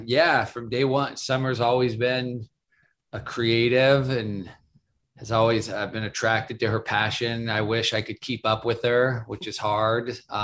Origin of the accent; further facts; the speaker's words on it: Seattle, Washington, United States; moved away as an adult; now in Los Angeles, United States; I grew up in Seattle.